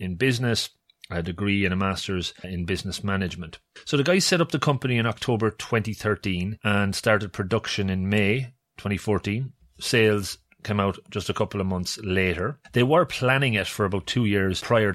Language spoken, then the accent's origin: English; Longford, Leinster, Ireland; being from Longford